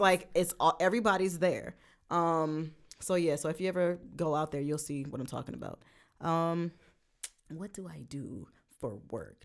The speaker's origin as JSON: {"language": "English", "town": "Brooklyn", "region": "New York", "country": "United States", "moved": "yes", "said": "we're both from Brooklyn"}